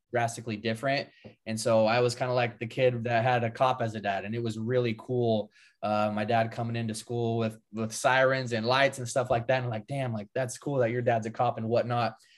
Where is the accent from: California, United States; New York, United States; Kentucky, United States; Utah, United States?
California, United States; just above Sacramento, Northern; I grew up in Northern California, uh, just above Sacramento